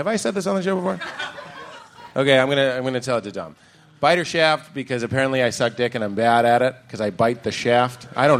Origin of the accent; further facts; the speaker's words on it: Boston, Massachusetts, United States; We're both from Boston.